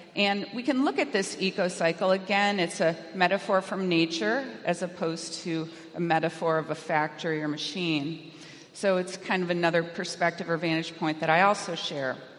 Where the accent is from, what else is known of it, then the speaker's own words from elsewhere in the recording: California, United States; I'm from California